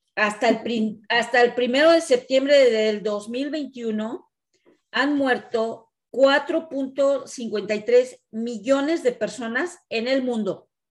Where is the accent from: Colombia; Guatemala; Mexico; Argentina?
Mexico; now in Canada; nosotras como mexicanas